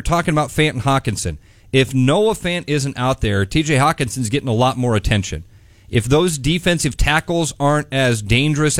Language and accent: English; Pleasant Hill, Iowa, United States; I'm from Pleasant Hill.